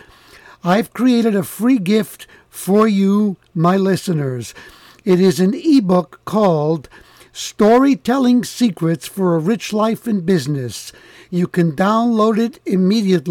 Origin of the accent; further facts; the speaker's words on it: New York City, New York, United States; I grew up in the Bronx